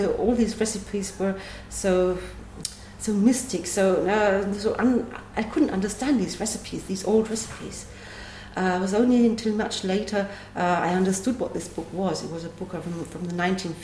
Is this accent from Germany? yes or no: yes; Germany; also born or lived in England; now in Nuremberg, Germany; I grew up at Lake Constance, but I was born in England.